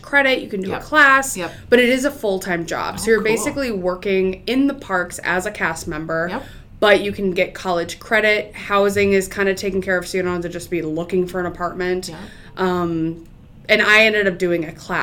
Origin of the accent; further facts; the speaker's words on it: Northfield, Minnesota, United States; I grew up in Northfield, so college town.